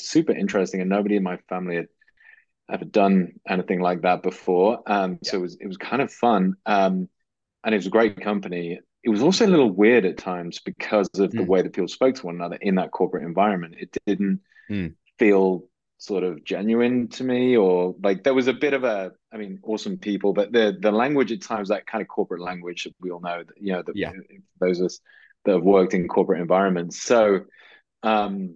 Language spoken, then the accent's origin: English; just outside Liverpool, North West England, United Kingdom; I grew up in the northwest of England, just outside Liverpool